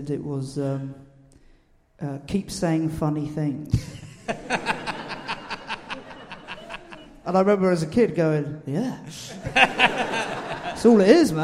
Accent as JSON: {"language": "English", "region": "London", "country": "United Kingdom", "tie": "born or raised there", "said": "I grew up in Streatham"}